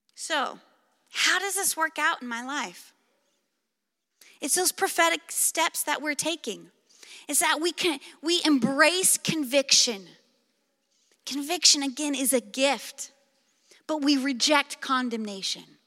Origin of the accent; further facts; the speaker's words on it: Clark County, Pacific Northwest, Washington, United States; I grew up in the Pacific Northwest. In fact, I've lived in Clark County my entire life